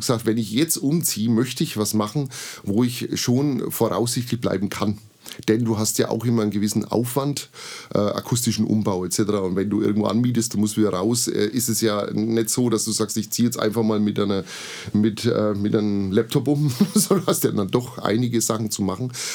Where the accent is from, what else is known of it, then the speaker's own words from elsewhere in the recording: Bamberg, Bavaria, Germany; also born or lived in Burgebrach; now in Treppendorf, Germany; Ich bin gebürtiger Bamberger und bin seit vielen Jahren in schönen Treppendorf